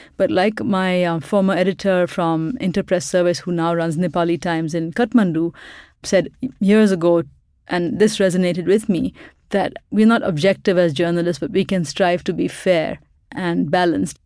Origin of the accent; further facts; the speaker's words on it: Pakistan; moved away as an adult; now in Boston, United States; I grew up in Pakistan where we had a lot of military dictatorships